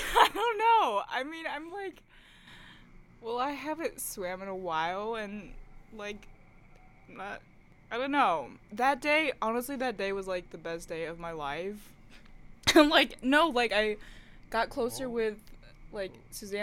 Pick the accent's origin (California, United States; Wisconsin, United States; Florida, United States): Wisconsin, United States; moved away as an adult; now in Virginia, United States; I was born and raised in Wisconsin